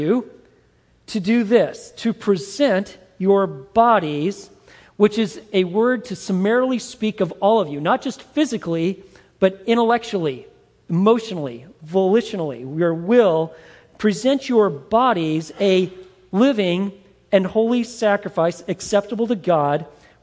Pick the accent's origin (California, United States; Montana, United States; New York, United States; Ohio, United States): Montana, United States; When I was a young boy growing up in Montana